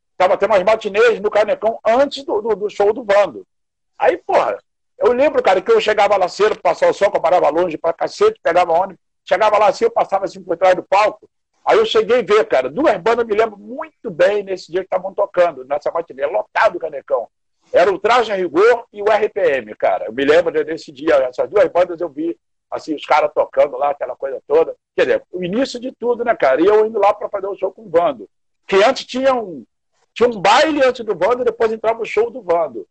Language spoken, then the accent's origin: Portuguese; Seropédica, Rio de Janeiro, Brazil; moved away; que vinha lá de interior de Cero Pédica